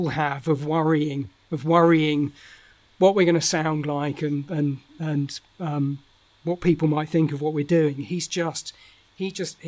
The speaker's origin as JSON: {"language": "English", "area": "South and southeast of the UK", "region": "South East England", "country": "United Kingdom", "accent": "Estuary English", "said": "my accent is a very sort of it's called Estuary English, which is a sort of expansion of London, of a London accent. It's a very southern. Accent."}